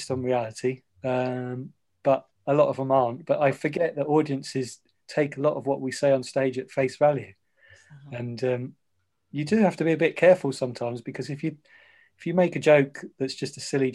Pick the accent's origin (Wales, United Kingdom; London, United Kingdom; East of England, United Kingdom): East of England, United Kingdom; Ipswich; I was born in Ipswich